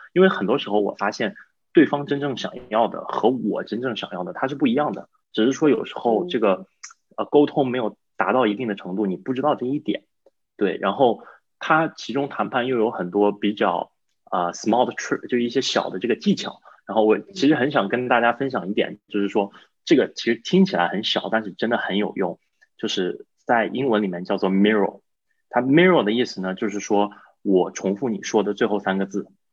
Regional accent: China; also born or lived in Boston; now in United States; 我是整个团队中唯一一个中国人，就是唯一一个英语不是母语的

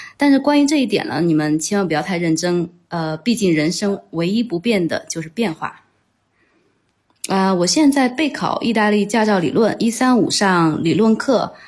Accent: China; moved away as an adult; also born or lived in Chengdu / Milan, Italy; now in Rome, Italy; 我呢是在国内读的本科，大三的时候，也就是二零零八年开始，在高文安设酒仙公司的成都分公司担任手绘设计师

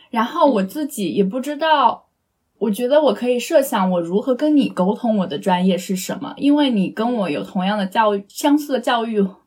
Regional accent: eastern China, China; moved away; 我们两个是来自就是东部城市嘛

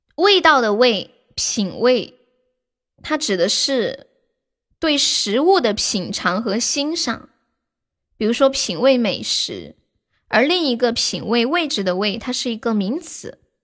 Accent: Sichuan, China; 你咋个晓得我是四川的呢

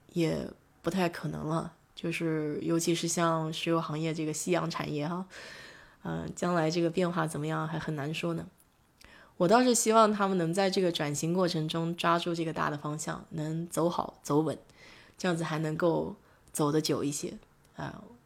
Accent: China; now in Houston, United States; 我们中国人

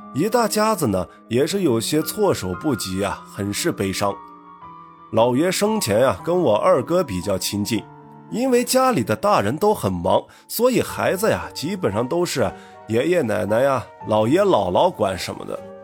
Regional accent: Northwest China, China; 一个土生野长的西北大汉…

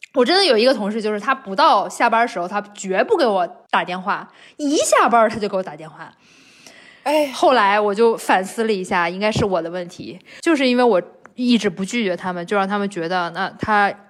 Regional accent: China; 就是像我们中国人会说的那种酒肉朋友

